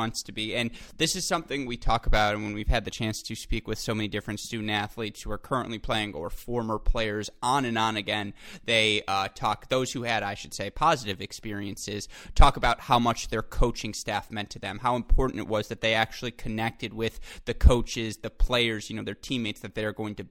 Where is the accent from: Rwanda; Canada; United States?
United States; Michigan; I am from Michigan